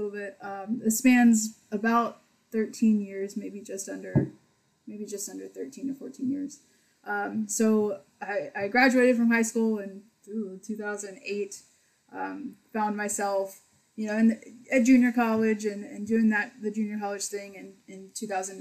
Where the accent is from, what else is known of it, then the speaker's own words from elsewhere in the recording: Pearland, Texas, United States; when I grew up in Pearland, there was this neighborhood pool